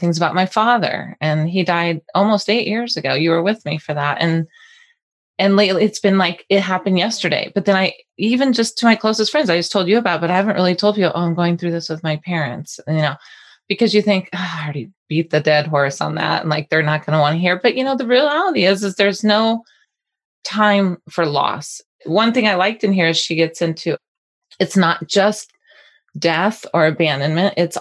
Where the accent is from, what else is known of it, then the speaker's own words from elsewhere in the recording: Colorado, United States; I'm from Colorado.